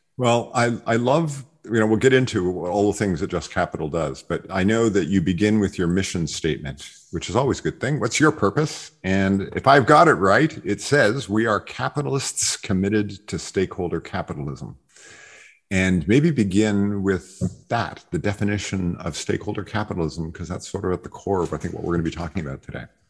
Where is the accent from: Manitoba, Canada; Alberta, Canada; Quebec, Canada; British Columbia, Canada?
Quebec, Canada; Montreal; my hometown, McGill University